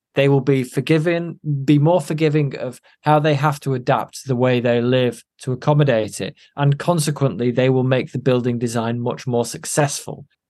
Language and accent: English; Chorley, North West England, United Kingdom; I'm from Chorley in Lancashire.